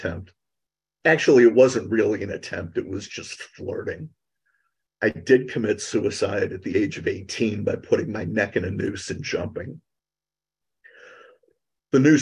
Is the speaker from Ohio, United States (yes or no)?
yes; Cleveland, Ohio, United States; I was born and raised in Cleveland, Ohio